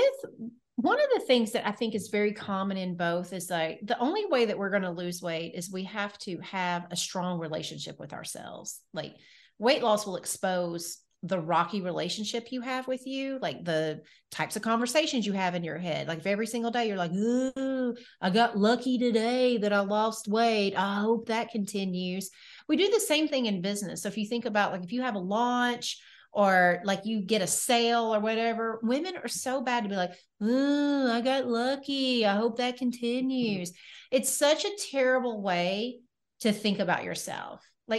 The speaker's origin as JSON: {"language": "English", "town": "Nashville", "region": "Tennessee", "country": "United States", "tie": "born or raised there", "said": "I am from Nashville, Tennessee. I am so born, cool, bred, and raised here."}